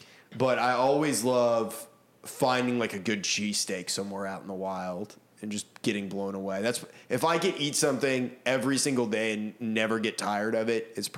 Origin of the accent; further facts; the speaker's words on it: New England, United States; now in Nashville, United States; since growing up in New England, like every gas station you go into up there, they have like pizza and you can get like a pastrami sandwich and shit like that. But it's not like that here.